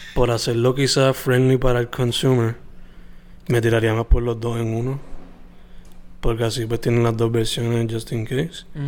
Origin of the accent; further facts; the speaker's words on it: Puerto Rico; siendo latino y puertorriqueño